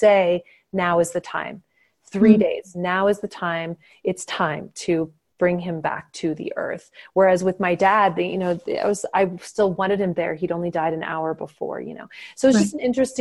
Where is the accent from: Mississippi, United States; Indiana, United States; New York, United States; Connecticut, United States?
Indiana, United States; moved away; my home state of Indiana